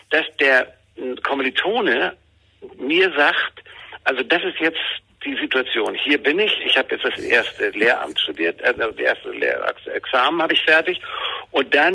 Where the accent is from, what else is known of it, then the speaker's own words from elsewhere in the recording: Schleswig-Holstein, Germany; born there; Meine Eltern waren äh, Flüchtlinge, wir kamen aus Pommern beziehungsweise meine Eltern, ich bin in Schleswig-Holstein äh, geboren